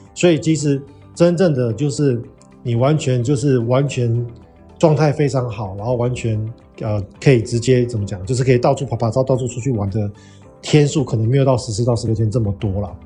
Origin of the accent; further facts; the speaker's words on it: Taiwan; moved away as an adult; 我们是台湾人嘛